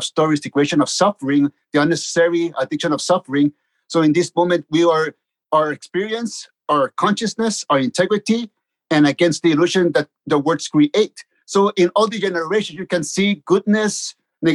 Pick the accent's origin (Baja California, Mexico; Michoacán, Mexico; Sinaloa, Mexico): Baja California, Mexico; Tijuana; also born or lived in Mexico City; I was born in Mexico City, and 3 months later, my parents took me to Tijuana to live with them. And that's where I grew up, in Tijuana